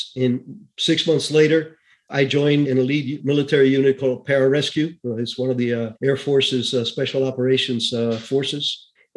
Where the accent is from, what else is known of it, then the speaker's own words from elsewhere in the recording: Cuba; moved away; I was born in Cuba, 1951. So I saw the whole Castro Revolution evolve. My town was in the center of the country near the Escambray Mountains